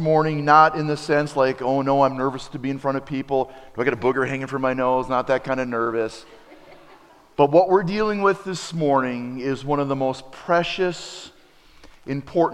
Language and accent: English; Appleton, Wisconsin, United States; when I travel through Wisconsin, around Wisconsin, I wear my Appleton West t-shirt